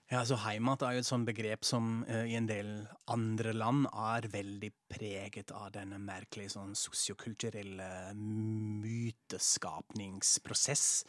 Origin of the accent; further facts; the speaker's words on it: Frankfurt, Hesse, Germany; moved away; Jeg er som sagt fra Frankfurt, fra Hessen